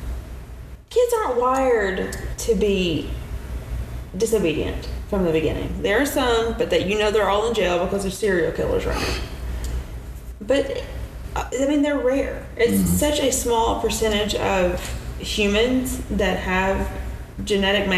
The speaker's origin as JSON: {"language": "English", "region": "Midwest", "country": "United States", "said": "I'm from the Midwest"}